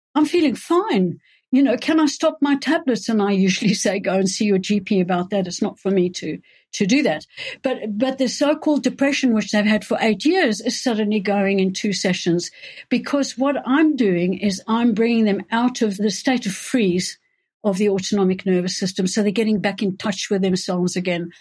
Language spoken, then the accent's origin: English; South Africa; moved away as an adult; also born or lived in Johannesburg / England; now in United Kingdom; I was born and grew up in South Africa